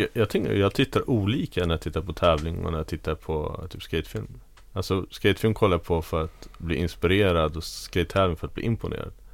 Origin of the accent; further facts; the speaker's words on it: Tyresö, Stockholm County, Sweden; i Tyresö där jag växte upp